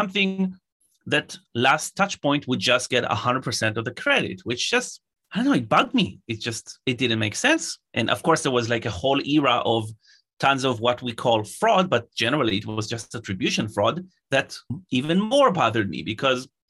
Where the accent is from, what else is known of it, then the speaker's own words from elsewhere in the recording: Israel; I'm originally from Israel